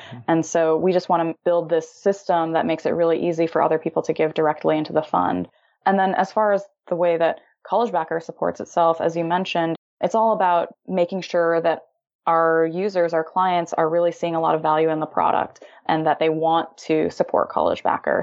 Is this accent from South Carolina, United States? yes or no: no; Illinois, United States; moved away as an adult; now in California, United States; I'm originally from Illinois, always had this dream of starting my own tech company, moved out to California to pursue